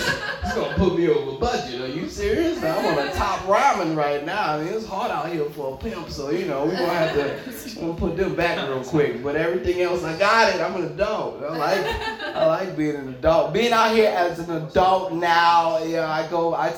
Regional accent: New Orleans, Louisiana, United States; I'm from New Orleans

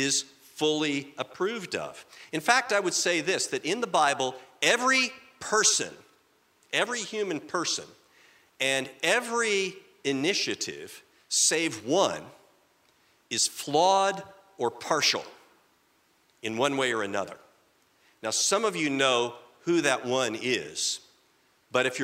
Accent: Indiana, United States; moved away; I'm from Indiana originally

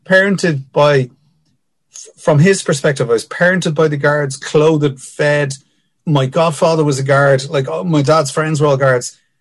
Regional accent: Dublin, Leinster, Ireland; I grew up in Finglas

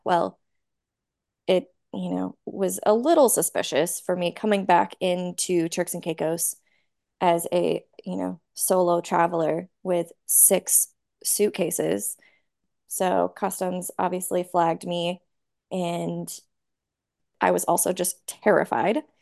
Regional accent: Nashville, Tennessee, United States; moved away as an adult; I I grew up in Nashville

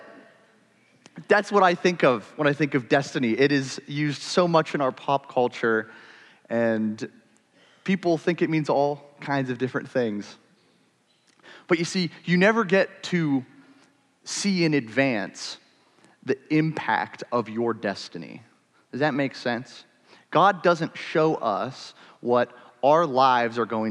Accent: Ohio, United States; I was born in Ohio

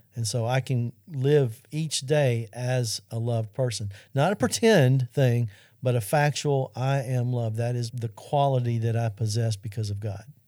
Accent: Arkansas, United States; Central High School in Arkansas, which happens to be my home state

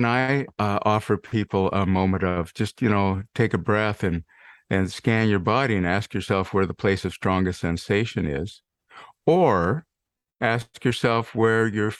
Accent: Montana, United States; I grew up in Montana after all.

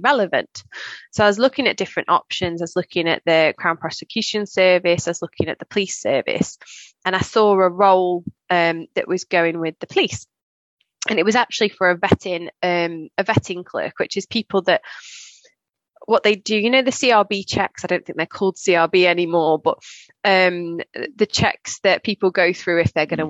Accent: Staffordshire, West Midlands, United Kingdom; moved away as an adult; also born or lived in Leicester; I'm from Staffordshire

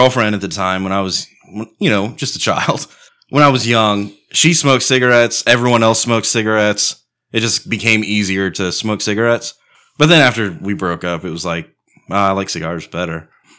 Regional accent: Comfort, Texas, United States; I grew up in Comfort, Texas.

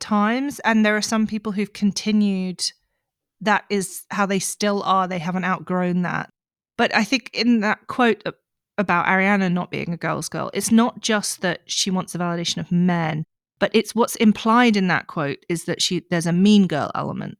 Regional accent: Australia; growing up in Australia

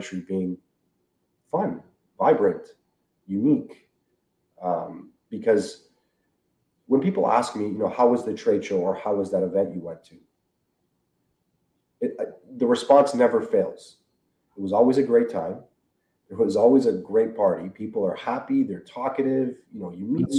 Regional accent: Canada; we're from Canada

